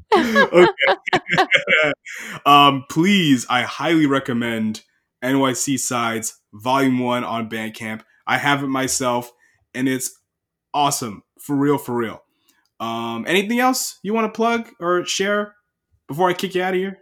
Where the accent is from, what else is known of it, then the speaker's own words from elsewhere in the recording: Long Island, New York, United States; I'm from Long Island